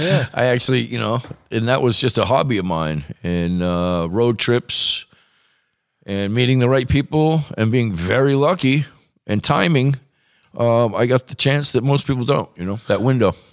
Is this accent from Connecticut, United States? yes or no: no; Massachusetts, United States; moved away; also born or lived in Newport; I grew up in Mass, lived in Mass